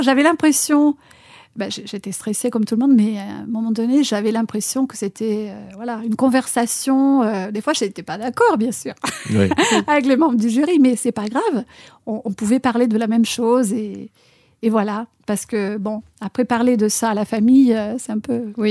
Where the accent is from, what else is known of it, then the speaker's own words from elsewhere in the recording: Argentina; French is a second language; moved away as an adult; now in France; mon pays natal, l'Argentine